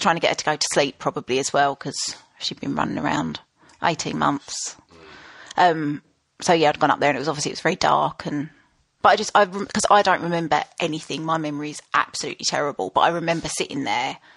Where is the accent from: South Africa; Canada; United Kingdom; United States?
United Kingdom; Basildon, East of England; I'm from Basildon